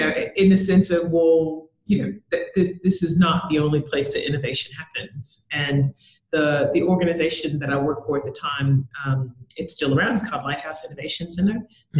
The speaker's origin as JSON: {"language": "English", "country": "United States", "moved": "as an adult", "lives_now": "Australia", "said": "I came to Australia, so I'm American. I came to Australia to take on a sales manager job."}